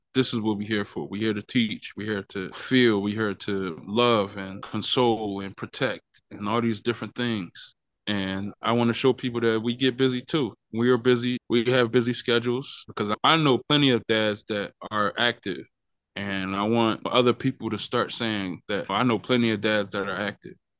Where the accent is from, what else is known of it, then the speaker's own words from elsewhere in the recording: Philadelphia, Pennsylvania, United States; moved away as an adult; now in Wichita, United States; I'm originally from Philadelphia, Pennsylvania